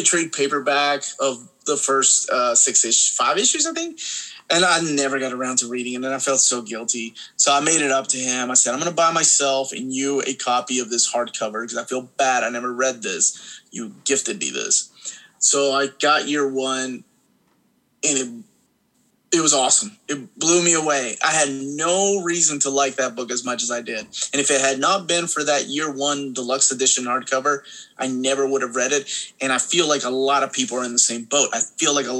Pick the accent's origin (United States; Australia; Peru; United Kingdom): Peru; moved away; I had already seen things like that growing up in Peru